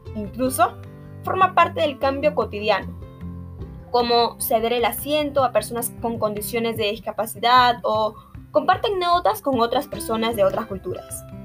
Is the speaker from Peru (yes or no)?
yes; Peru; nuestro Perú